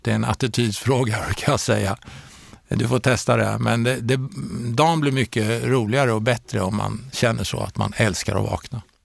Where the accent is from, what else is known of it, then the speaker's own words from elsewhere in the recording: Örebro, Örebro County, Sweden; moved away; also born or lived in Stockholm / Karlstad / Ljungsbro; jag är faktiskt född i Stockholm, uppväxt i eh, Örebro